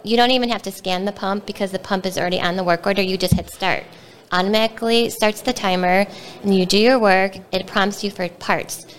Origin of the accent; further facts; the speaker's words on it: Wheeling, Illinois, United States; I grew up in Wheeling and went to Wheeling High School and went to Illinois Institute of Technology